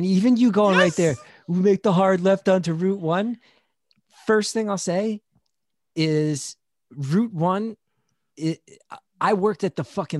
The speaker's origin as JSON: {"language": "English", "region": "New Jersey", "country": "United States", "said": "proud and loud every time. Every time I say Essex County."}